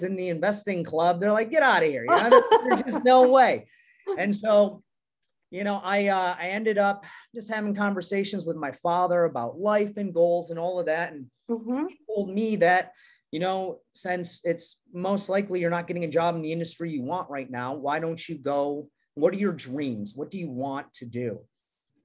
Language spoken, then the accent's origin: English; New York, United States; now in San Clemente, United States; I was born and raised in New York